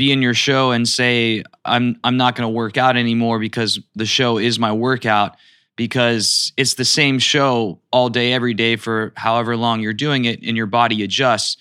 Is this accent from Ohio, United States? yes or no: yes; Youngstown, Ohio, United States; I'm from Youngstown, Ohio, so I just had to bring that up that we're two Ohioans